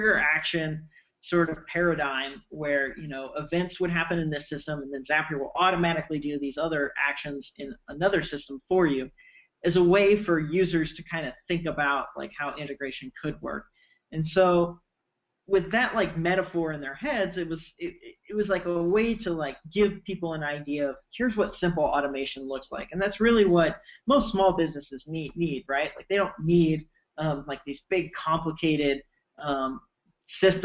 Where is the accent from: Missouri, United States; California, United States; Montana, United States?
Missouri, United States; moved away as an adult; also born or lived in Columbia, Missouri; now in Bay Area, United States; I grew up in Missouri. I lived there pretty much my whole